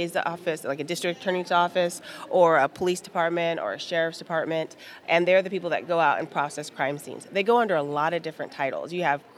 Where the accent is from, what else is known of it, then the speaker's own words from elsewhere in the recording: Southern California, United States; I'm from Southern California